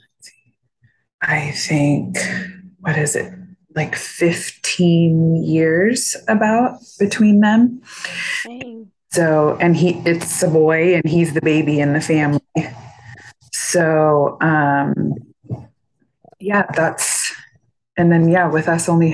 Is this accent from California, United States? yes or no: yes; Northern California, United States; I was born and raised in Northern California